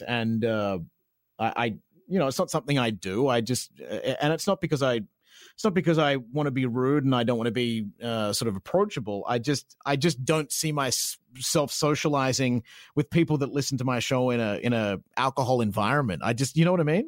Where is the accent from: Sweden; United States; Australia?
Australia; accent: Australian; moved away as an adult; also born or lived in Sunshine Coast, Queensland; now in Vancouver, Canada; I'm very proud of my Australian accent. I'm very proud that I'm Australian